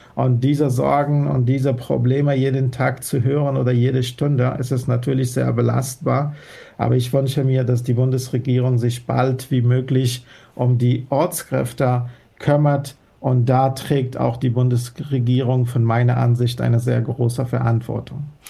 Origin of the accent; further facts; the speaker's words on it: Afghanistan; first language Dari; German is a second language; moved away as an adult; now in Germany; meinem Heimatland Afghanistan